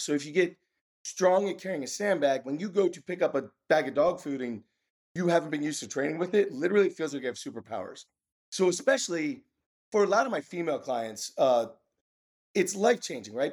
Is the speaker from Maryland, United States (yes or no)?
yes; Maryland, United States; I'm from Maryland, born and bred from Maryland